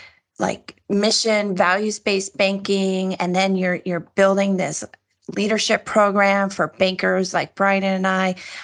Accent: Chicago, Illinois, United States; Did you know I'm from the South Side of Chicago?

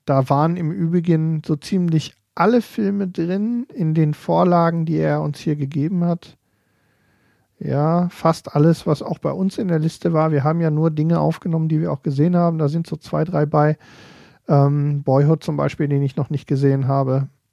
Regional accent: Ruhr area, North Rhine-Westphalia, Germany; hier bei uns im Ruhrgebiet

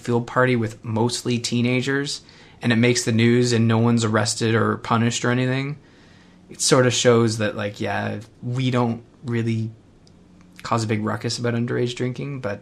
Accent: Canada; I'm Canadian

